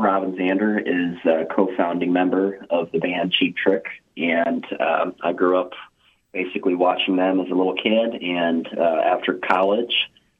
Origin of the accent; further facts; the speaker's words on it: Tampa, Florida, United States; Tampa, Florida.